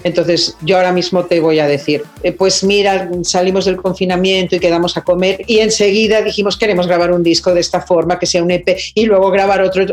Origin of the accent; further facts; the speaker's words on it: Mexico; soy mexicana